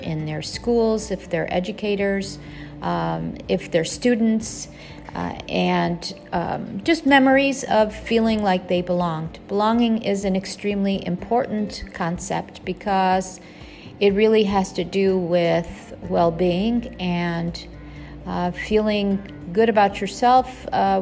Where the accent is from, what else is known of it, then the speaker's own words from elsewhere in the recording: Buffalo, New York, United States; moved away as an adult; now in Kuwait; I grew up in Buffalo, New York, and lived there until I moved to Kuwait in 1984